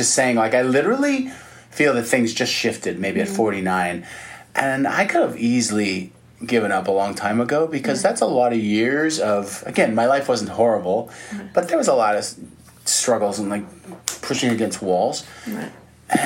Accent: Canada; I'm Canadian

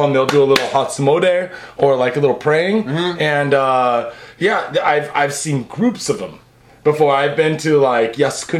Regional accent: United States; now in Japan

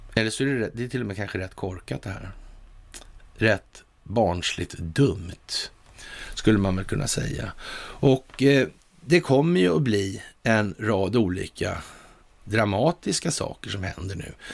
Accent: Sweden; vi som svenskar

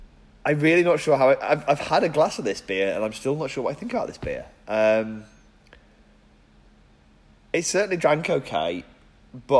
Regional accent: England, United Kingdom; as an English person

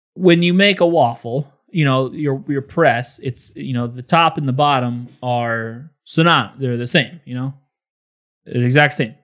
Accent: Illinois, United States; Growing up in Illinois

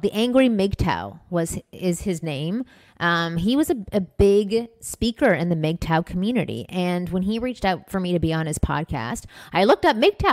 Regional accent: Toronto, Ontario, Canada; moved away; I'm from Toronto. I grew up in a Jewish community

